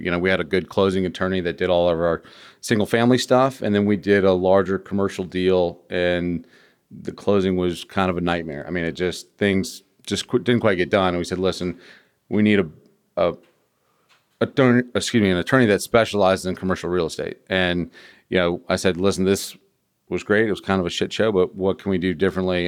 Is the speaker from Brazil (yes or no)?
no; Virginia, United States; I'm from Virginia